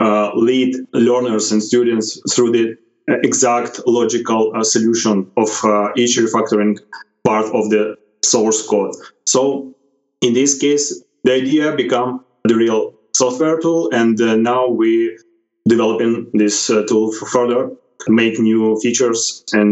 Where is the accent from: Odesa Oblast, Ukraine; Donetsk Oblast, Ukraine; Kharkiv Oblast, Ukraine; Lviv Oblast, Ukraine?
Odesa Oblast, Ukraine; Odesa; I'm from Ukraine, Odessa